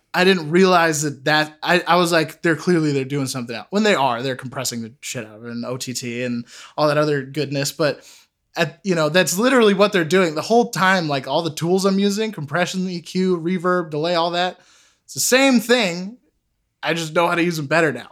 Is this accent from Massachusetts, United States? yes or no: yes; Sudbury, Massachusetts, United States; I grew up in Sudbury, Massachusetts.